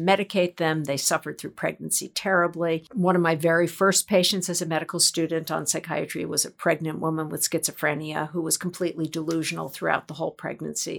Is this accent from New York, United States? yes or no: yes; New York, United States; I am a native New Yorker